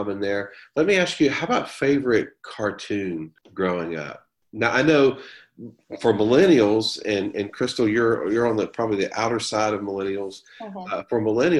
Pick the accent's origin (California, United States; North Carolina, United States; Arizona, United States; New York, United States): North Carolina, United States; Greensboro; I grew up in Greensboro, North Carolina, in the middle of the state